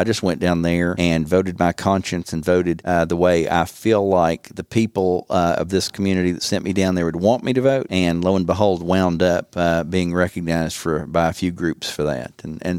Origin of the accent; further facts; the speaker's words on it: Bristol, Tennessee, United States; I enjoyed growing up in Bristol.